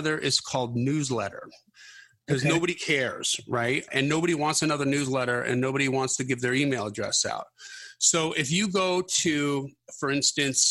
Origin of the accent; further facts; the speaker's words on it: Wisconsin, United States; I'm from Wisconsin